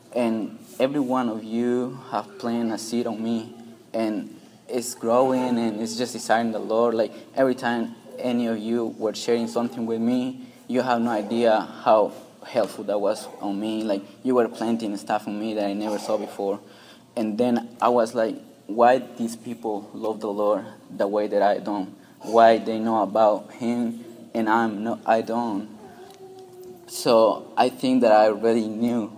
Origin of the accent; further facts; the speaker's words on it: Peru; English is a second language; moved away; I'm from Peru